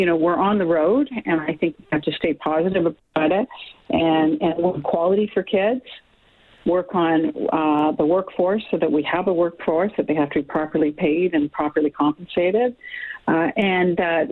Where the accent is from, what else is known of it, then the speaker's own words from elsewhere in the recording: Canada; as Canadian citizens